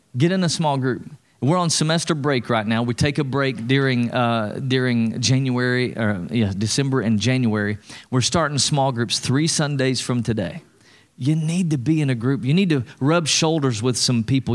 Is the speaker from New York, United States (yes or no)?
no; East Tennessee, United States; I'm from East Tennessee